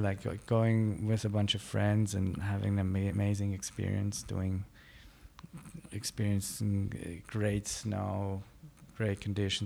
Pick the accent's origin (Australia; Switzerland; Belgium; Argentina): Switzerland; Klosters, Graubünden; also born or lived in Innsbruck, Austria; in Graubünden, I, I grew up, like, in a small mountain town towards Davos, Cloisters